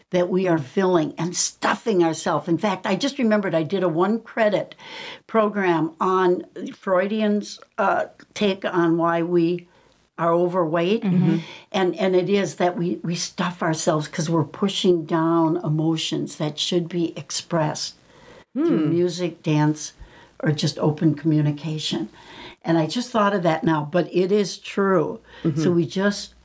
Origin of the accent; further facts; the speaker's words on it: Wisconsin, United States; I'm from Wisconsin